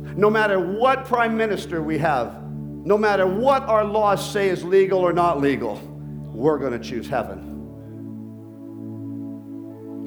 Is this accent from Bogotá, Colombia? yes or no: yes; Bogotá, Colombia; moved away; I was born in Colombia, Bogota.